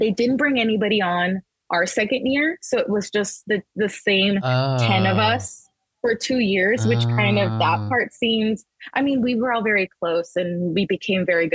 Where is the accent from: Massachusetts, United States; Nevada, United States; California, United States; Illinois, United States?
Nevada, United States; Las Vegas; also born or lived in El Paso, Texas; I was born in Texas. I was born in El Paso, Texas, but my family moved to Las Vegas when I was 5.